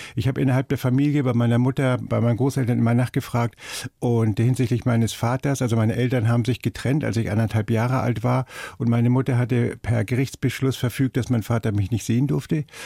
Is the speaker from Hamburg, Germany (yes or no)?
yes; Hamburg, Germany; ich komme ja aus Hamburg und so, man hat ja alles so rundherum mhm. und ist so aufgewachsen